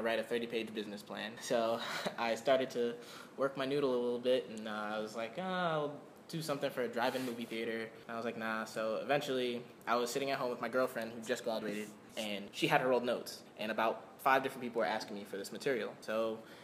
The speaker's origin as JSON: {"language": "English", "area": "Long Island", "region": "New York", "country": "United States", "moved": "as an adult", "lives_now": "Florida, United States", "said": "I'm from New York. I'm from Long Island."}